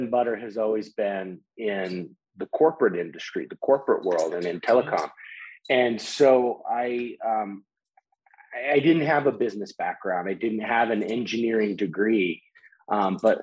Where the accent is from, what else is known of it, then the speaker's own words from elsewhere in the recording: Colorado, United States; I'm from Colorado